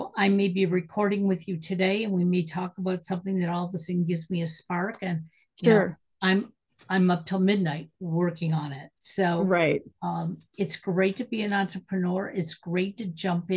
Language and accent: English; Detroit, Michigan, United States; I'm originally from Detroit, and, cars were made in Detroit when I was growing up